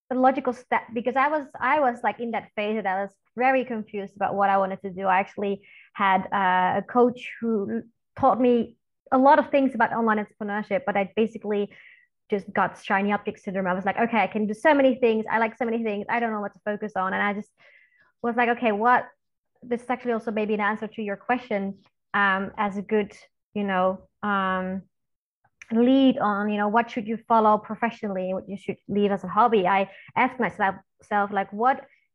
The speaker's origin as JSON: {"language": "English", "country": "Netherlands", "also_born_or_lived": "Belgium", "said": "I am from the Netherlands originally, living in Belgium and the Netherlands both actually"}